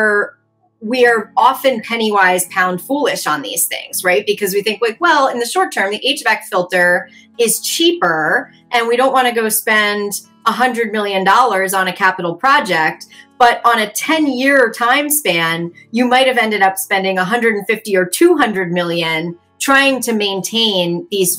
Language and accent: English; Baltimore, Maryland, United States; my hometown, Baltimore City